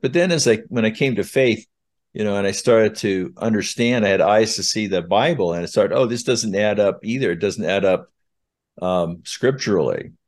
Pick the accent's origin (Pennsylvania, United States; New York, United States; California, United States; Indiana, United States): California, United States; Southern; now in Utah, United States; I was born in Utah, but I was raised throughout the West, uh, mostly from third grade on in Southern California